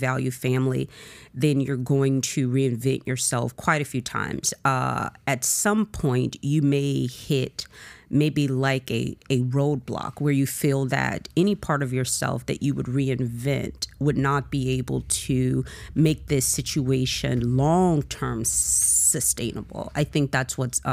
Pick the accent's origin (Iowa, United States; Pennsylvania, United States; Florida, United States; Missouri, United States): Florida, United States; Miami; I am from Miami. I'm a Southerner